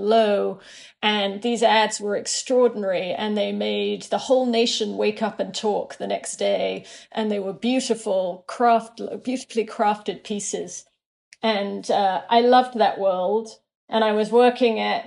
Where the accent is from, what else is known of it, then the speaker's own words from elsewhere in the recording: United Kingdom; moved away as an adult; also born or lived in London; now in Brooklyn, United States; as a British account handler.